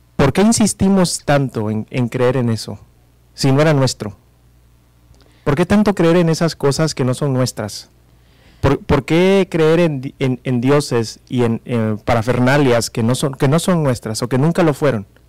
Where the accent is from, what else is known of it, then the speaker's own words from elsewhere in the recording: Mexico; como mexicanos, como latinoamericanos